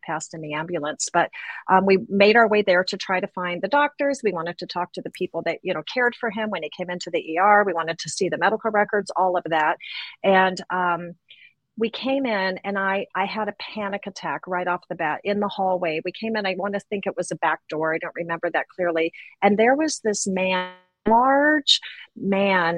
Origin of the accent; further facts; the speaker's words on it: Boise, Idaho, United States; we're from Idaho, Boise at the time, you know, very small town